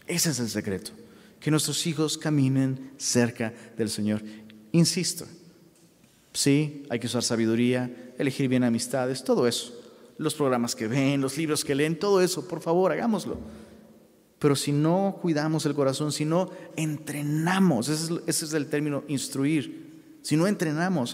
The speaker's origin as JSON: {"language": "Spanish", "town": "Taxco", "region": "Guerrero", "country": "Mexico", "tie": "born or raised there", "moved": "yes", "said": "allá en la ciudad de Tasco, de donde soy originario."}